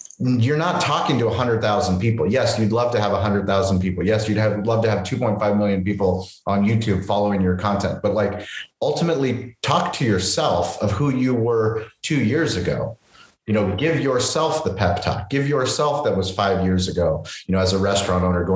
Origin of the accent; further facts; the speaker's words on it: San Diego, California, United States; I'm from San Diego